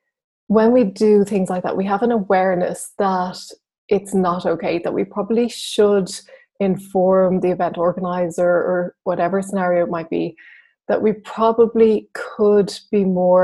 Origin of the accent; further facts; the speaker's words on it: Ireland; I'm Irish